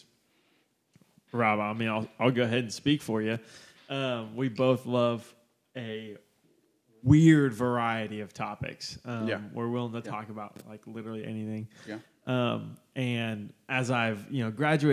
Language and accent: English; Oklahoma City, Oklahoma, United States; I grew up in Oklahoma City and born and raised kind of in the outskirts.